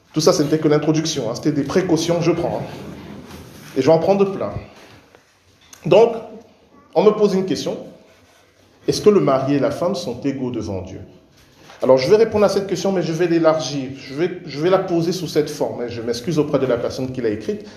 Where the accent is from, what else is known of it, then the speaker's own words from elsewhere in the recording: Cameroon; moved away; je suis né, j'ai grandi au Cameroun